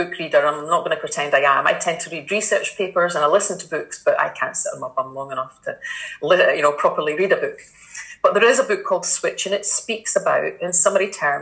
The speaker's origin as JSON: {"language": "English", "town": "Kinross", "region": "Scotland", "country": "United Kingdom", "tie": "born or raised there", "said": "I was born and brought up in Kinross in a council estate"}